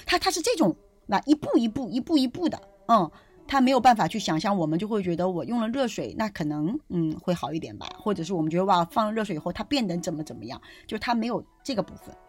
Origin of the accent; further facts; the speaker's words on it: China; 我们中国人